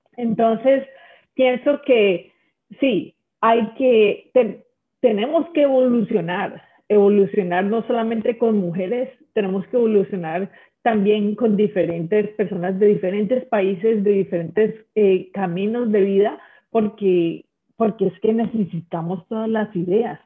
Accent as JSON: {"language": "Spanish", "country": "Colombia", "tie": "born or raised there", "moved": "yes", "lives_now": "United States", "said": "yo nací en una situación en Colombia donde las cosas eran muy difíciles"}